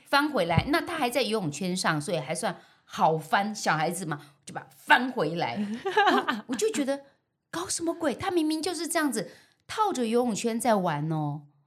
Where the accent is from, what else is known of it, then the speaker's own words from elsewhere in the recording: Keelung, Taiwan; 我从小在基隆的万木山附近长大嗯哼。阮家那叫做流龙头啊，流浪头